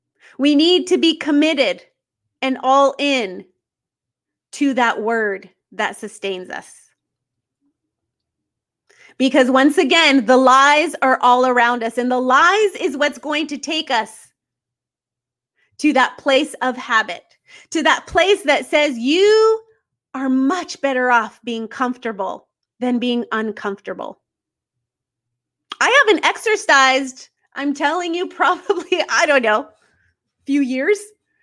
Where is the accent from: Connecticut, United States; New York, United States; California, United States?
California, United States; now in North Carolina, United States; we were married for many years and we moved to North Carolina. We're from California.